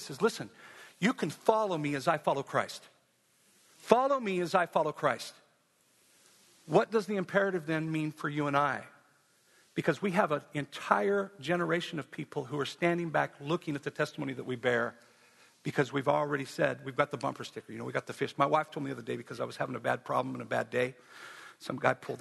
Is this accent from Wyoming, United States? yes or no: yes; Wyoming, United States; I'm from Wyoming